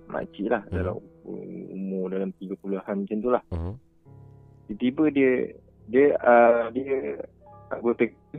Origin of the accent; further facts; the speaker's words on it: Malacca, Malaysia; Saya daripada Melaka